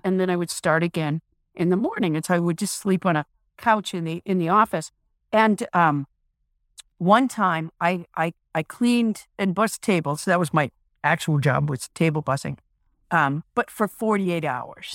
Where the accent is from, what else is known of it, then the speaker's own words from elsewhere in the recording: New England, United States; I'm from New England